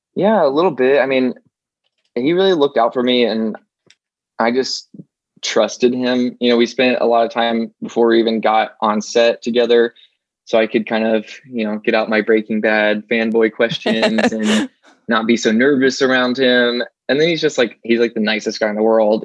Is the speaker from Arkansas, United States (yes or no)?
yes; Arkansas, United States; moved away as an adult; now in Los Angeles, United States; I grew up in Arkansas